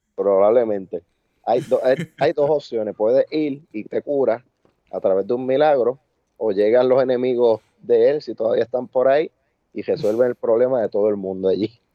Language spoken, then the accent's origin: Spanish; Añasco, Puerto Rico; de aquí de mi pueblo, de Añasco.